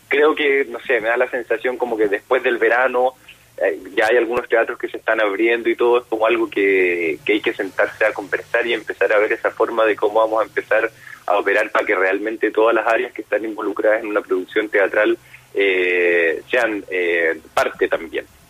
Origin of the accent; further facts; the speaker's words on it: Punta Arenas, Magallanes and Chilean Antarctica, Chile; moved away; Yo soy de, de Punta Arena